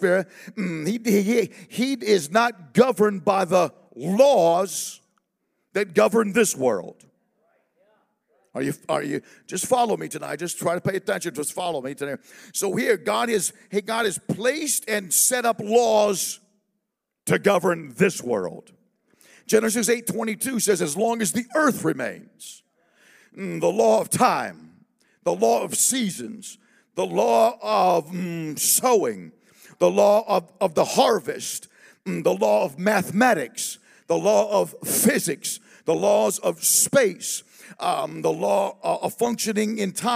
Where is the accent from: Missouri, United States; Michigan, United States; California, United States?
California, United States; Southern; I'm from Southern California